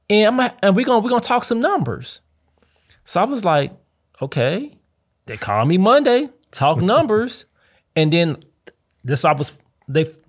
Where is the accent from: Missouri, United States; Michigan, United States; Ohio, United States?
Missouri, United States; St. Louis; I'm from St. Louis and I'm proud.